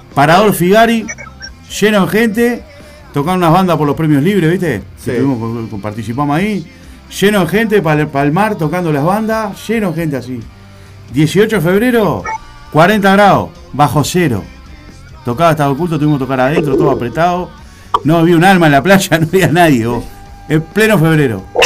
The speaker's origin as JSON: {"language": "Spanish", "country": "Argentina", "tie": "born or raised there", "said": "yo me crié en Aurora y Fraternidad, estoy acá una cuadra"}